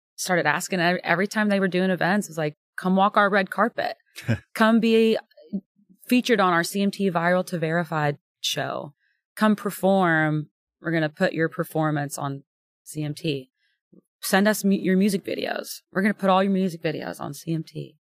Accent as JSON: {"language": "English", "town": "Houston", "region": "Texas", "country": "United States", "tie": "born or raised there", "moved": "as an adult", "lives_now": "Nashville, United States", "said": "I'm born and raised in Texas"}